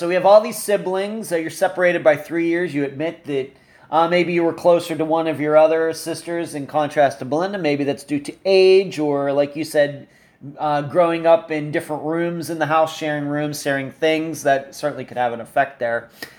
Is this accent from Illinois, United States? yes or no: no; Leechburg, Pennsylvania, United States; this just shows how close Arnold, that whole entire area, is to where I grew up in Leechburg.